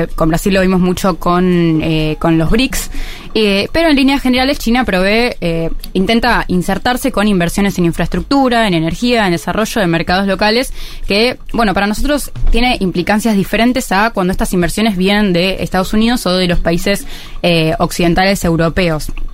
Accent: Argentina; nosotros como Argentina

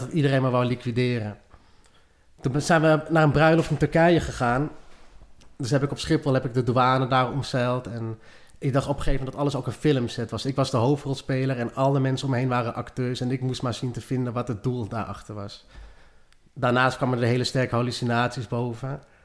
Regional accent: Lelystad, Flevoland, Netherlands; also born or lived in Maastricht; Opgegroeid ook in Lelystad

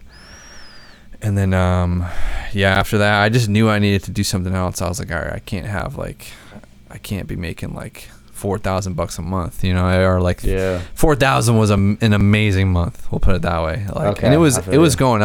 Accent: Braintree, Massachusetts, United States; also born or lived in Ohio; Braintree, Massachusetts, where I fucking grew up

